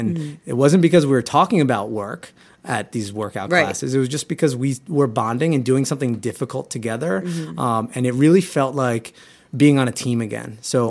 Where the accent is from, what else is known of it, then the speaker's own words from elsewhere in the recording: Huntington, New York, United States; my other co-founders, John Henry and Chelsea, who I actually grew up with, we're all from Huntington, Long Island.